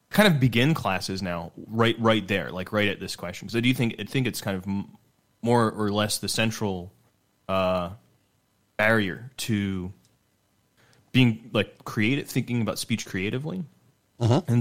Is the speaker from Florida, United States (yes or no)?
no; Utah, United States; I come from Utah